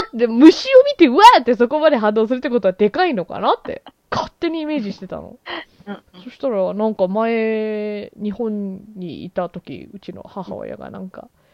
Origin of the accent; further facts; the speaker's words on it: Canada; 私はやっぱりこうカナダで育ってる